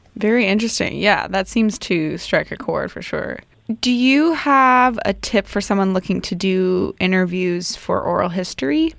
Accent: United States; now in Canada; I am actually American, but I have been here for a while

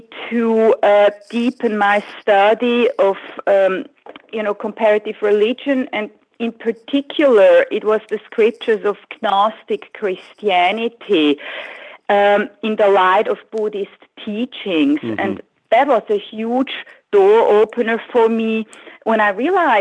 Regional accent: the German-speaking part, German-speaking Switzerland, Switzerland; English is a second language; moved away as an adult; now in San Francisco Bay Area, United States; growing up in Switzerland

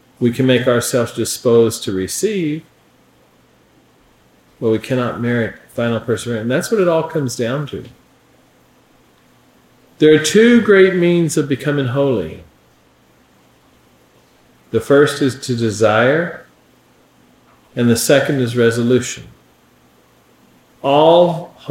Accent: Appalachia, United States; accent: hillbilly; my accent

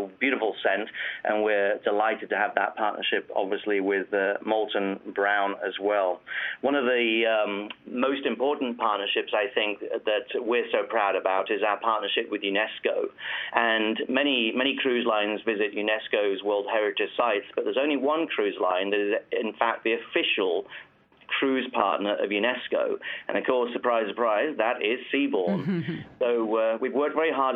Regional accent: United Kingdom; being British

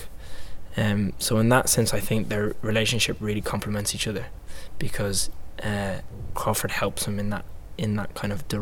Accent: Ireland; moved away as an adult; also born or lived in Wales; I trained at Royal Welsh, but I grew up in Ireland

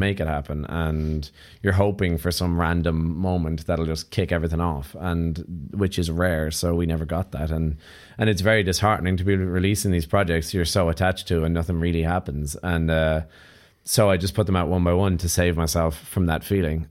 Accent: Ireland; being Irish

